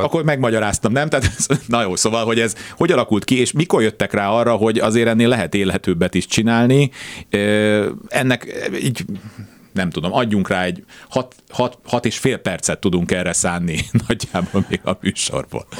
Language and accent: Hungarian; Budapest, Hungary; born or raised there